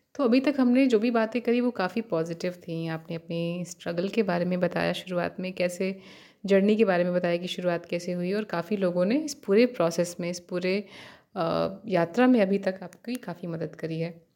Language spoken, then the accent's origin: Hindi; Purvanchal, India; मैं पूर्वांचल से हूँ